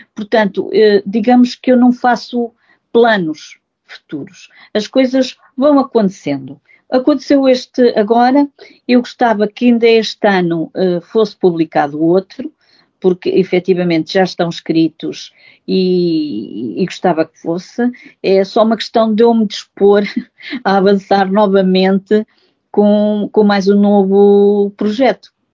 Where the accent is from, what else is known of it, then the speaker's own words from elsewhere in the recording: Góis, Centro, Portugal; sou natural de Góis e, portanto, e, de Góis e, e, portanto, da freguesia de Vila Nova do Ceira e, portanto, a minha infância foi muito, ah, perdão, a minha infância foi muito feliz uh, nestes locais